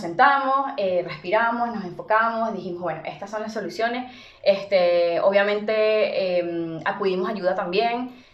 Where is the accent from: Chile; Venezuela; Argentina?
Venezuela; moved away; siendo venezolanos